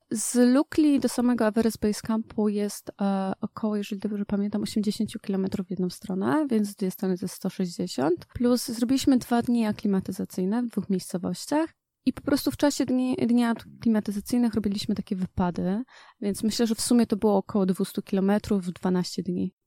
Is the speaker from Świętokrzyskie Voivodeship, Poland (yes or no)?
yes; Świętokrzyskie Voivodeship, Poland; Ja też pochodzę ze Świętokrzyskiego, więc mamy tam małe góry